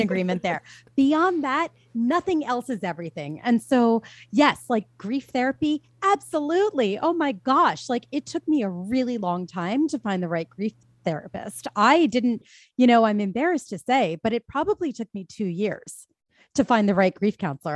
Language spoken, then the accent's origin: English; Philadelphia, Pennsylvania, United States; I'm from Philadelphia